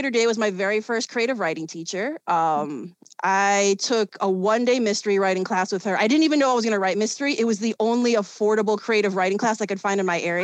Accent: Chicago, Illinois, United States; also born or lived in South Korea; I was born and raised in Chicago. I grew up in a neighborhood known as Hermosa

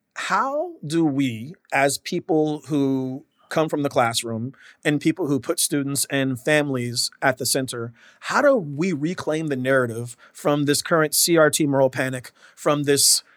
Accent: Washington, United States; I'm from Washington State.

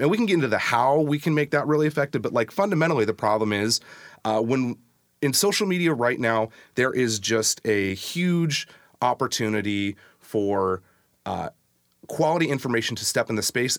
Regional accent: SeaTac, Washington, United States; moved away as an adult; now in Tacoma, United States; It was my hometown

